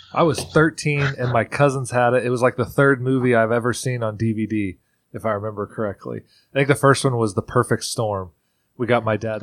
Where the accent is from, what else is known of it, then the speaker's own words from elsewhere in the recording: Central Indiana, United States; moved away; growing up in Central Indiana